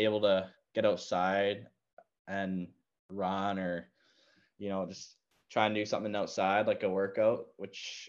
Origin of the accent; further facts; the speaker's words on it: Victoria, British Columbia, Canada; I'm from Victoria